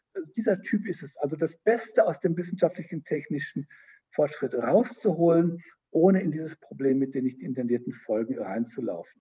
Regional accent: Germany; bei uns in Deutschland

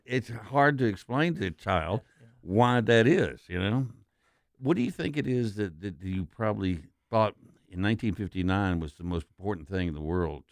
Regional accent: West Texas, United States; I'm from West Texas, the most conservative place in the most conservative state in the country.

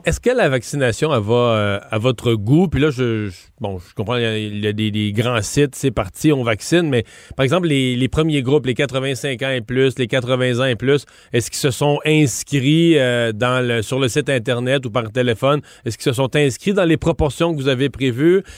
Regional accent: Montreal, Quebec, Canada; on est Montréalais

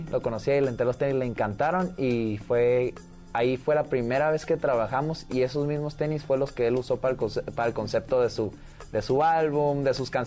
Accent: Tijuana, Baja California, Mexico; De Tijuana.

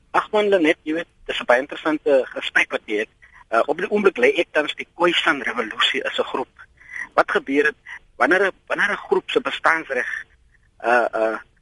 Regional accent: South Africa; ons as Afrikaners

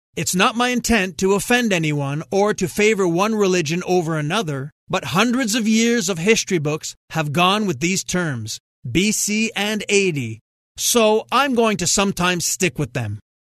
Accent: Montreal, Quebec, Canada; growing up in Montreal

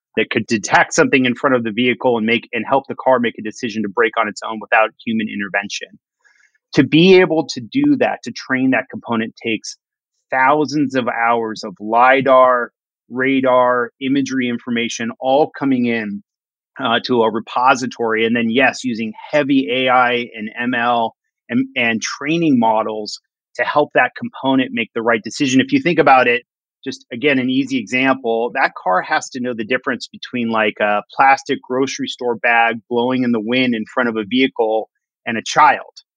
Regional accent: Los Angeles, California, United States; moved away as an adult; now in Seattle, United States; I grew up in Los Angeles and I moved to Seattle when I was about 20 years old

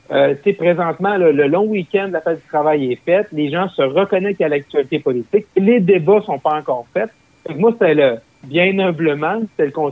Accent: Roberval, Quebec, Canada; moved away; also born or lived in Gatineau; la fameuse traversée internationale du lac Saint-Jean, euh, qui est chez moi, là, euh, dans ma ville natale, qui est à Robertval, au lac Saint-Jean.

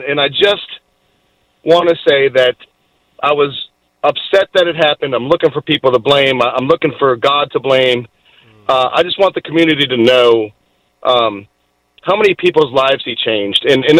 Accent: Boston, Massachusetts, United States; moved away as an adult; now in Virginia, United States; And, you know, I came up from Boston as a young guy, and you didn't grow up here either.

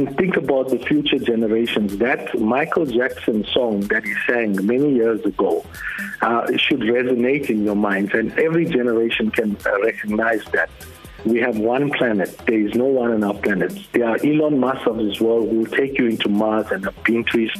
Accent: Durban, KwaZulu-Natal, South Africa; moved away; I grew up in Durban

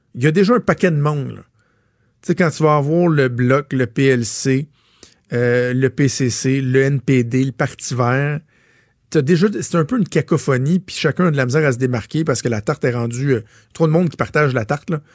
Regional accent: Laval, Quebec, Canada; Je suis un fier Lavalois, là, je viens de Laval

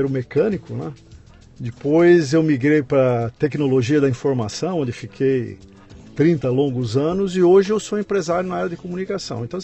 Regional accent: Presidente Venceslau, São Paulo, Brazil; accent: caipira; moved away; also born or lived in São Carlos; E me criei em Presidente Venceslau.

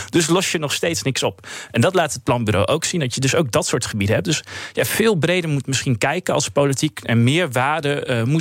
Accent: Hardenberg, Overijssel, Netherlands; ik kom wel uit Harderberg, uit Overijssel.

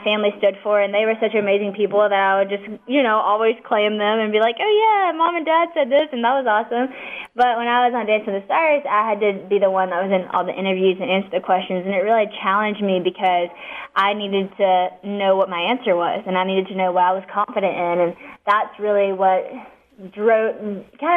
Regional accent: West Monroe, Louisiana, United States; I am actually from West Monroe, Louisiana

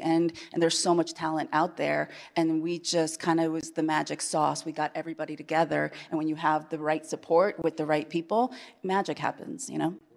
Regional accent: Iowa, United States; born or raised there; moved away as an adult; also born or lived in Chile / Manhattan

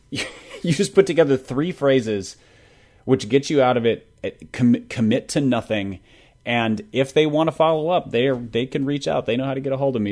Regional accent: Minnesota, United States; I'm a Minnesotan

